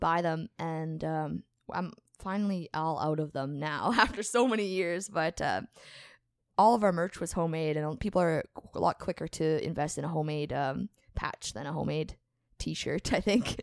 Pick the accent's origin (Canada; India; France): Canada; Morden, Manitoba; we grew up in Morden, playing together